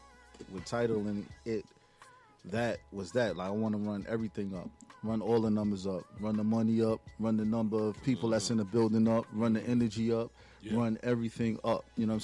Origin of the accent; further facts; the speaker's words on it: Newburgh, New York, United States; now in Tampa, United States; I'm from Newburgh, New York.